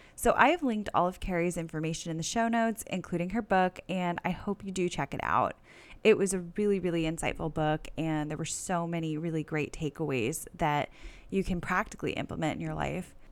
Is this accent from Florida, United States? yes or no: yes; Parkland, Florida, United States; now in Sanford, United States; I'm originally from Parkland